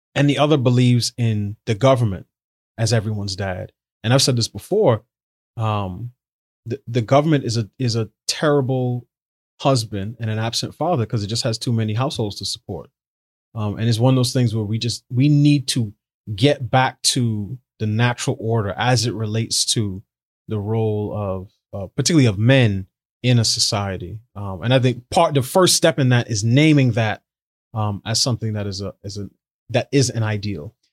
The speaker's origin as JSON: {"language": "English", "town": "New York City", "region": "New York", "country": "United States", "tie": "born or raised there", "said": "I grew up in New York City"}